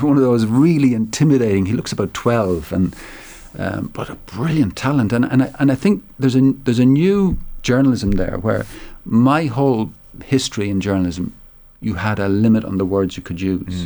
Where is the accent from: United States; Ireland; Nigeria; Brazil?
Ireland; Tipperary, Munster; I'm from Tipperary